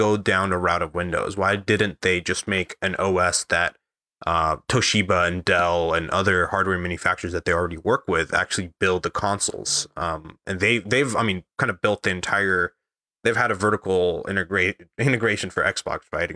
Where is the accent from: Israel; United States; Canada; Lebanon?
Lebanon; growing up in Lebanon